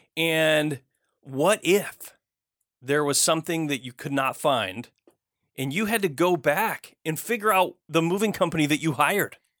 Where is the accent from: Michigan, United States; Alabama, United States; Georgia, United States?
Michigan, United States; moved away; I grew up out of state. I grew up in Michigan.